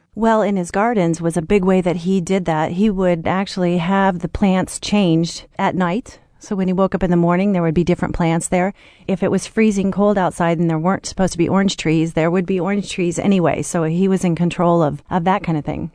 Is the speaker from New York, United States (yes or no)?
no; Kansas, United States; moved away as an adult; also born or lived in Colorado; now in Burgundy, France; I was born in Kansas, but, um, left Colorado to go to France